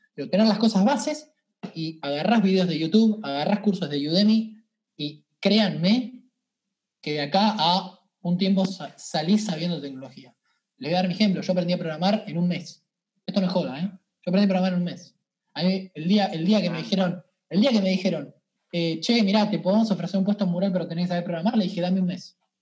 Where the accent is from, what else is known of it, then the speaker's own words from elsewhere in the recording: Venado Tuerto, Santa Fe, Argentina; now in Buenos Aires, Argentina; Venado Tuerto, de donde yo soy, es una ciudad